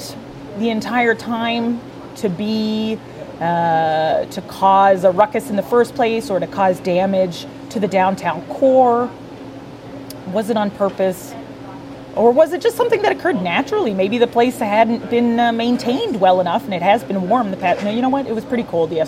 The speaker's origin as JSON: {"language": "English", "town": "Welland", "region": "Ontario", "country": "Canada", "tie": "born or raised there", "said": "As a native to the city of Welland, I was born in Welland. I was raised in Welland."}